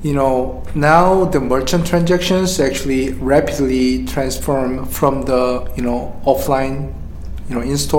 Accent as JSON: {"language": "English", "town": "Seattle", "region": "Washington", "country": "United States", "said": "I'm from Seattle too"}